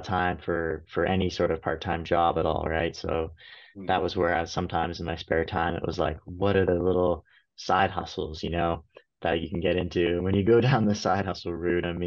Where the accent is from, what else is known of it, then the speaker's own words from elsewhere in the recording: Canada; moved away as an adult; also born or lived in United States; work in the US as a Canadian